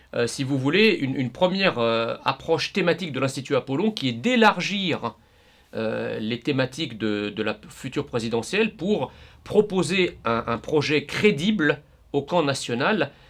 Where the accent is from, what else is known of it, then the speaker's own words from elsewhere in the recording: France; nous voulons continuer de vivre en tant que Français en France.